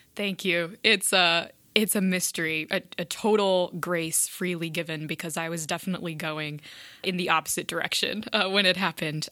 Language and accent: English; South Bend, Indiana, United States; also born or lived in Italy; absolutely loved growing up in South Bend